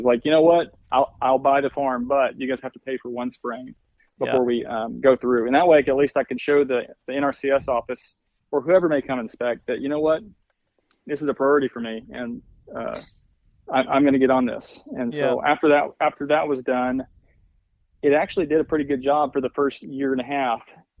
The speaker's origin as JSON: {"language": "English", "region": "Arkansas", "country": "United States", "tie": "born or raised there", "said": "we'd had a family farm that I grew up on in Arkansas."}